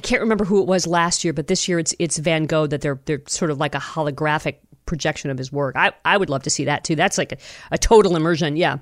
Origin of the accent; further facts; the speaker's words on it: Toledo, Ohio, United States; my home that I grew up in in Toledo